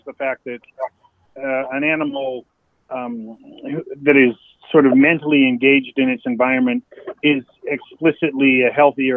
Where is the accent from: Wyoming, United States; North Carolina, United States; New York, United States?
Wyoming, United States; moved away; I'm originally from Wyoming